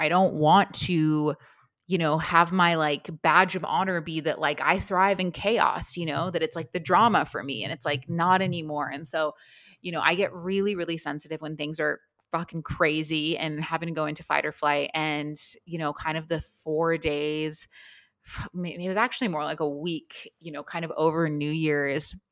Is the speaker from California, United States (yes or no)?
no; Las Vegas, Nevada, United States; now in Melbourne, Australia; I am from Las Vegas